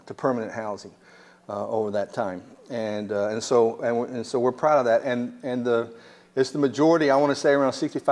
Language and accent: English; United States; I'm from Williamson County